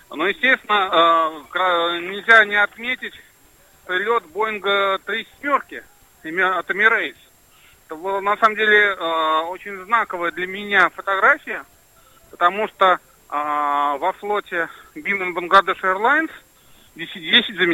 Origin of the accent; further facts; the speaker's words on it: Russia; я просто сказал, что я из России, они сказали, окей, не вопрос, заходи.